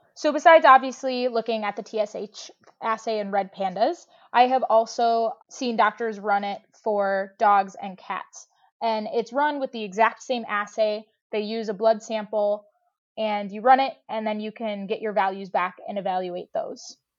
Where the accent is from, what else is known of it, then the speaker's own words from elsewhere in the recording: Madison, Wisconsin, United States; moved away as an adult; now in Michigan, United States; I grew up volunteering at my hometown zoo in Madison, Wisconsin